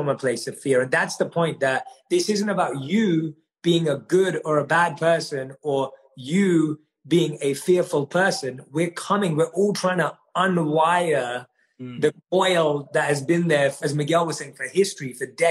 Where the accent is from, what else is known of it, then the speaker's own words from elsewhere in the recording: London, United Kingdom; also born or lived in India; I'm born and raised in London